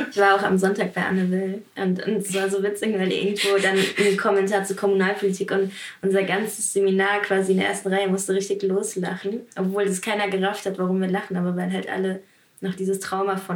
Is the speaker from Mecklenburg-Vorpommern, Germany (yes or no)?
no; Hesse, Germany; ich komme aus Hessen.